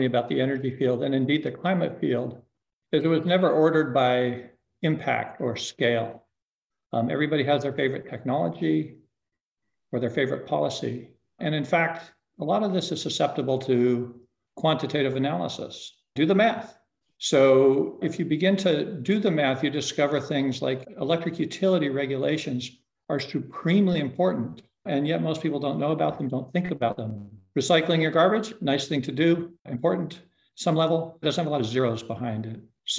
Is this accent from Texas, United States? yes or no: no; Aspen, Colorado, United States; Aspen was a small town, 3,000 people when I was a kid, with dirt streets.